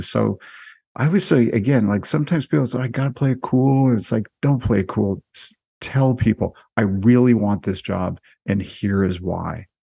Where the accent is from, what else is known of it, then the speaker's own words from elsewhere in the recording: Canada; I am Canadian